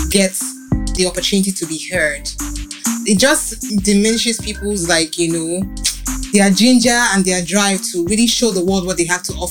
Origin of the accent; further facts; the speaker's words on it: Ebute Metta, Lagos, Nigeria; that for someone like me that grew up in Ebute Metta. I grew up in Ebute Metta